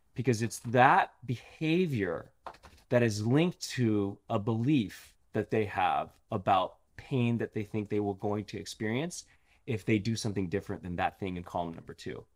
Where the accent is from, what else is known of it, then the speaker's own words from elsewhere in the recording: Los Angeles, California, United States; I grew up in L